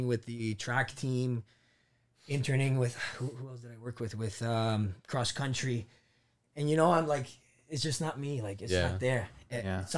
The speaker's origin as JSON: {"language": "English", "town": "Toronto", "region": "Ontario", "country": "Canada", "tie": "born or raised there", "also_born_or_lived": "Colombia", "lives_now": "Milton, Canada", "said": "Came to Scarborough, right? Moved to Scarborough as a family. Did all of my elementary school there, right?"}